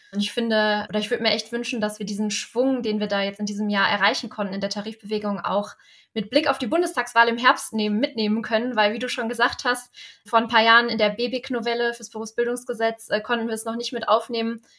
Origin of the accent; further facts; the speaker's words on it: North Rhine-Westphalia, Germany; ich komme ja aus NRW